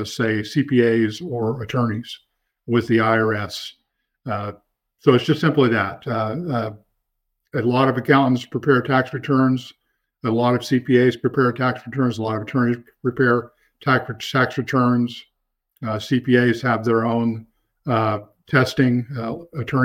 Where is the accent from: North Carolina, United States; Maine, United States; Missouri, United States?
Missouri, United States; Nevada; moved away as an adult; also born or lived in Joplin, Missouri; now in Northwest Arkansas, United States; Grew up on a farm near Nevada, Missouri.